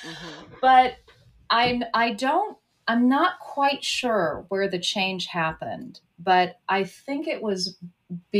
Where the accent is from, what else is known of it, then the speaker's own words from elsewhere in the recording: California, United States; moved away as an adult; also born or lived in United Kingdom / Mid-Atlantic United States; we grew up in the mountains of California, so a lot of snow, but a lot of evergreens